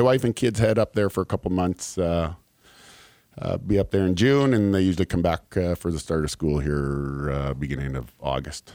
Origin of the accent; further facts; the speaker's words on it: Canada; moved away as an adult; now in Kentucky, United States; I'm from Canada